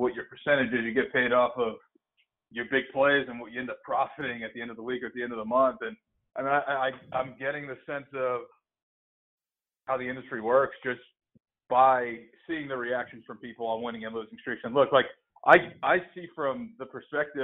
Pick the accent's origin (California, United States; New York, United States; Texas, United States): New York, United States; New York City; I grew up in New York, so I started betting pretty young